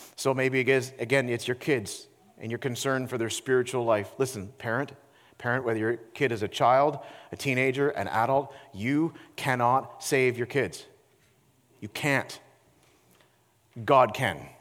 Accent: Peterborough, Ontario, Canada; my hometown of Peterborough, Ontario

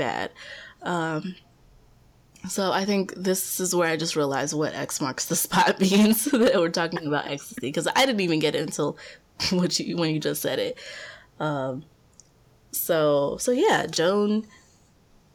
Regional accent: Ohio, United States; I'm from Ohio

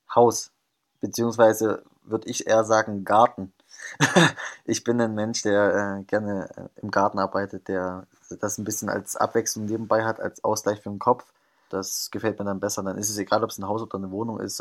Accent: Thuringia, Germany; moved away; ich komme aus Thüringen

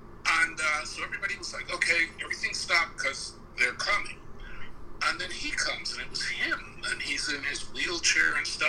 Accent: New York, United States; now in Los Angeles, United States; Because I came to LA. So I came from New York. Mm-hmm. So by the time I hit LA, I was all New Yorker.

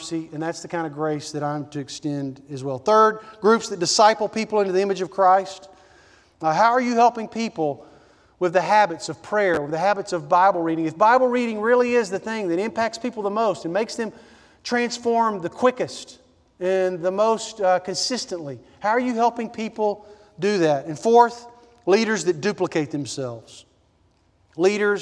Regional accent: Nashville, Tennessee, United States; I grew up in Nashville, Tennessee

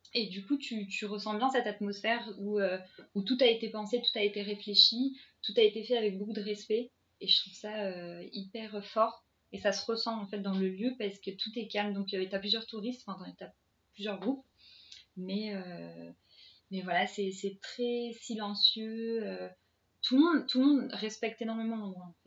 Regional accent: Paris, Île-de-France, France; je suis parisienne

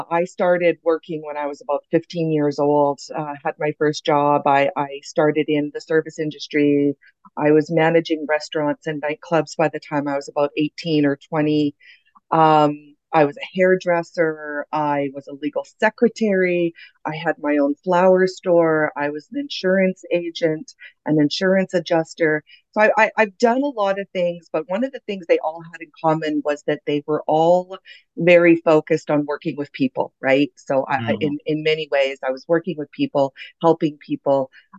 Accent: Canada; I'm originally from Canada. I have been very lucky enough to kind of live all over the world.

